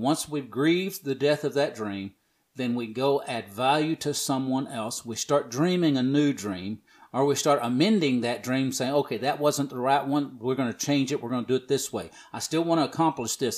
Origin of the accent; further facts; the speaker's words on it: the South, United States; I'm from the South